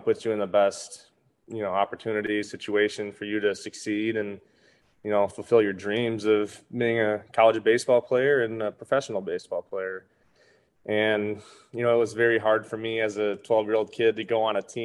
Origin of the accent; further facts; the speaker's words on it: Saginaw, Michigan, United States; I was playing on a team locally in my hometown, Saginaw, Michigan